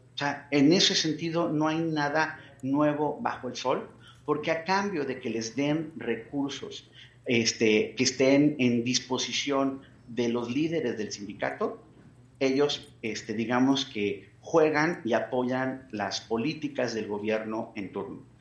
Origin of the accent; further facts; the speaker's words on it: Mexico; como mexicanas, como mexicanos